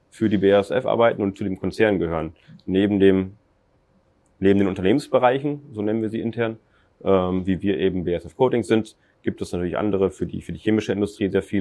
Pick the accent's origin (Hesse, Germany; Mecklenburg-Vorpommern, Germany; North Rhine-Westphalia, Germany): North Rhine-Westphalia, Germany; Ich selber komme hier aus der Region, ich bin in Techte aufgewachsen, bin dann, wie gesagt, zum Studium nach, nach Münster bzw. Steinfurt